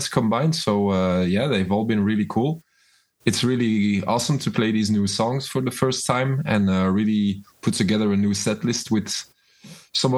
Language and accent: English; Mechelen, Flanders, Belgium; born or raised there